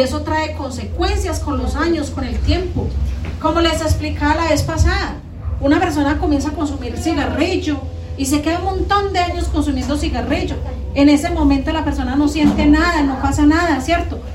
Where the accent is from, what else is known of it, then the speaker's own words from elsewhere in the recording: Colombia; acá en Colombia, los colombianos somos muy habladores